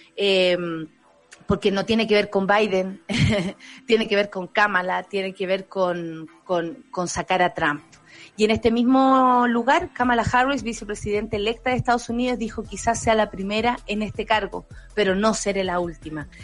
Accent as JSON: {"language": "Spanish", "country": "Chile"}